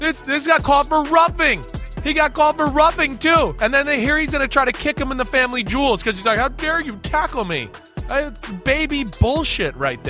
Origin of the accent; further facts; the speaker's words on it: New Jersey, United States; I'm a New Yorker, a New Jersey guy.